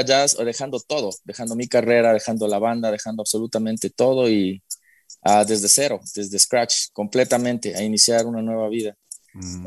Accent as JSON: {"language": "Spanish", "town": "Quito", "region": "Pichincha", "country": "Ecuador", "tie": "born or raised there", "moved": "yes", "said": "soy nacido en Quito, eh, vengo de una familia bastante tradicionalista"}